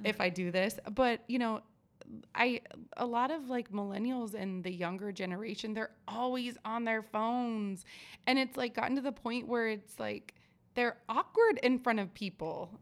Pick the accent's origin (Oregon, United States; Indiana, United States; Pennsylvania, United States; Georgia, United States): Oregon, United States; moved away; I'm originally from Oregon